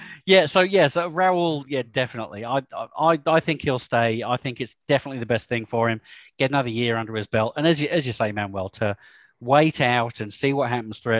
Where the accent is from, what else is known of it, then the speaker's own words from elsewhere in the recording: Australia; I'm an Aussie.